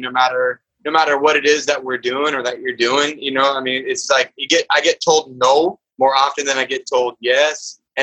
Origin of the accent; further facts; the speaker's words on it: Tacoma, Washington, United States; also born or lived in San Diego; now in Portland, United States; my hometown where I went to high school in Tacoma, Washington